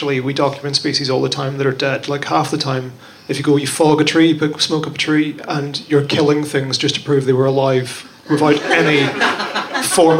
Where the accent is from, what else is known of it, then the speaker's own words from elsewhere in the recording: Northern Ireland, United Kingdom; I'm also from Northern Ireland